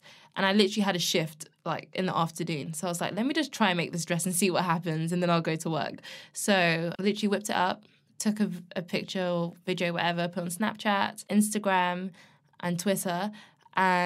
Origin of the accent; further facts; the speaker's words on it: London, United Kingdom; I'm from London and I love the city